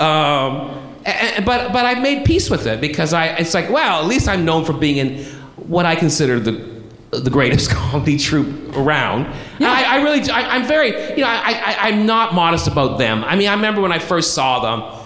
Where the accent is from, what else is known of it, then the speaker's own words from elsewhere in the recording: Brampton, Ontario, Canada; a town called Brampton, which is north of Toronto.